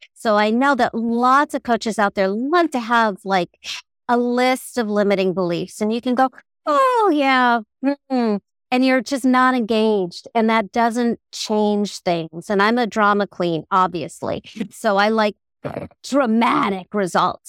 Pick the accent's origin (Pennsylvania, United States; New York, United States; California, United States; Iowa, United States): California, United States; Southern; I'm from Southern California